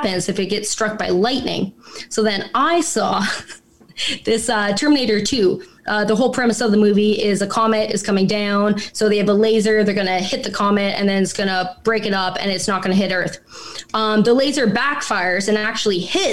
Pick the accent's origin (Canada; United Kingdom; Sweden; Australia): Canada; Alberta; I'm from Alberta